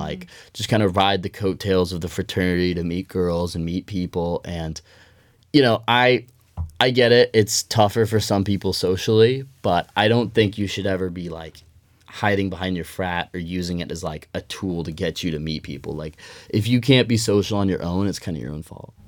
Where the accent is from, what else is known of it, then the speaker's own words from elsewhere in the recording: Denver, Colorado, United States; moved away as an adult; now in Eugene, United States; I'm from Denver, Colorado originally